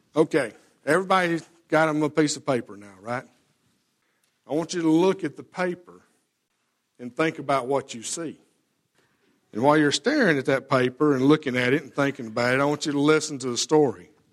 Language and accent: English; Alabama, United States; we lived out in the country and, yes, I, you know, we're, we're from Alabama